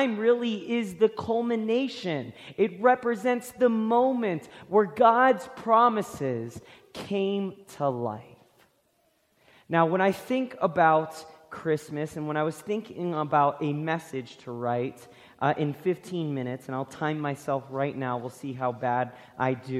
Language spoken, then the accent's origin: English; Florida, United States; I grew up in Florida